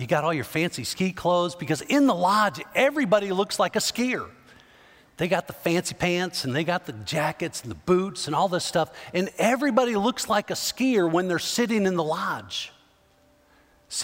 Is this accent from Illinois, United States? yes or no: yes; Chicago, Illinois, United States; I grew up in the Chicago area